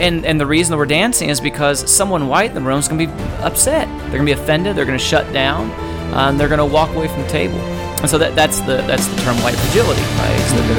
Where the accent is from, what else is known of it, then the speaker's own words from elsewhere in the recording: Fresno, California, United States; And so for me, I grew up in North Fresno, Northwest Fresno primarily.